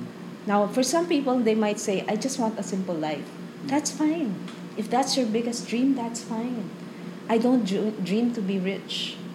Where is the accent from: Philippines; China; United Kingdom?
Philippines; as a Filipino, I will say thank you.